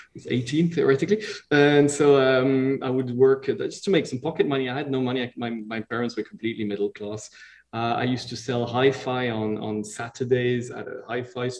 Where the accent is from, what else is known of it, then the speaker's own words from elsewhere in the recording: Switzerland; also born or lived in Italy; I was born in Italy, but then I was really brought up, since I'm 3.5 years old, in Switzerland